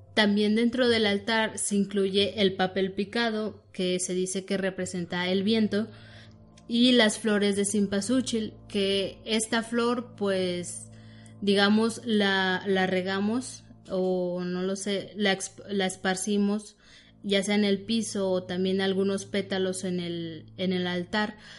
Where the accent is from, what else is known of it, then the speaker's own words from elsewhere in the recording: Mexico; nosotros como mexicanos